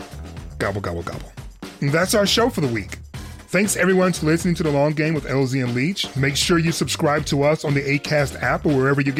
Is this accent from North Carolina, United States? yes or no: no; Detroit, Michigan, United States; from Detroit. I'm a Detroit Lions fan.